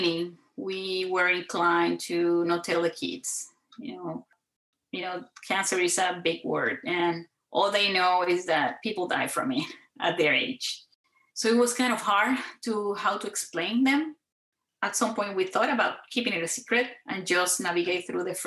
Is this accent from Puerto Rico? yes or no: yes; Puerto Rico; moved away as an adult; now in San Antonio, United States; I grew up in Puerto Rico